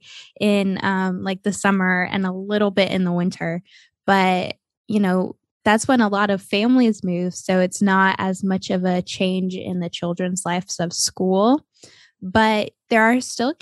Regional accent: Ohio, United States; also born or lived in Texas; now in Florida, United States; I grew up in Ohio

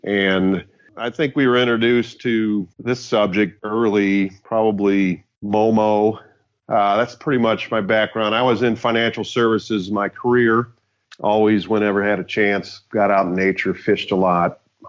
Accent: St. Louis, Missouri, United States; moved away; also born or lived in Iowa City, Iowa; I'm 1 year younger than my brother, Bud. Like you said, we grew up in St. Louis area, and I ended up moving to Iowa City. Our mom and dad moved us there

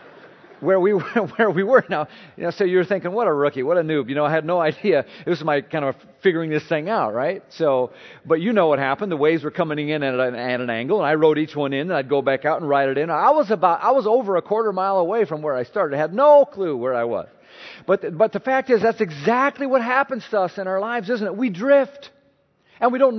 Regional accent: Minnesota, United States; now in Maryland, United States; I'm not originally from Maryland, Minnesota guy

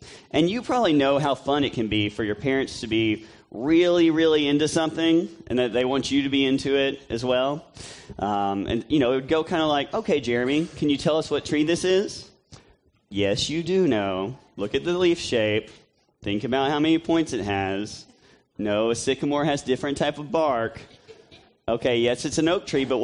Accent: Tennessee and Mississippi, the South, United States; I grew up in Tennessee and Mississippi

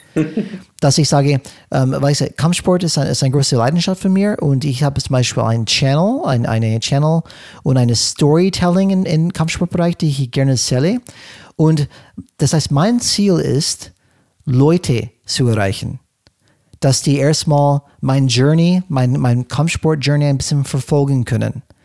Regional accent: California, United States; German is a second language; moved away as an adult; now in Germany; in Kalifornien, wo ich aufgewachsen bin

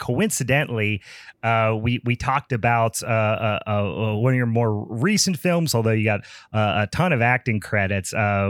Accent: Pittsburgh, Pennsylvania, United States; I although I've not spent a lot of time in Baltimore, we're from Pittsburgh. It's not too dang far away.

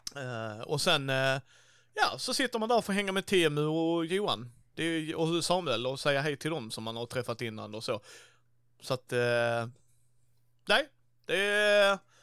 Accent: Helsingborg, Skåne, Sweden; var är du ifrån? Så bara Helsingborg

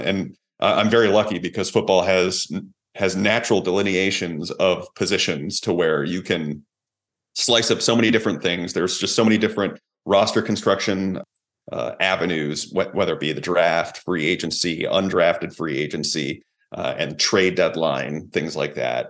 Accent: Hamburg, New York, United States; also born or lived in Buffalo, New York / Florida; I'm a kid from Hamburg, New York

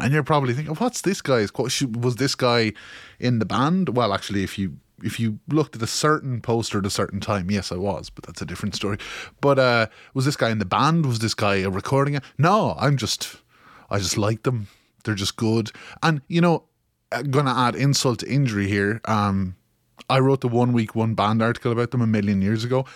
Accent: Kilkenny, Leinster, Ireland; you may notice by my tone of voice that I am from Kilkenny in Ireland

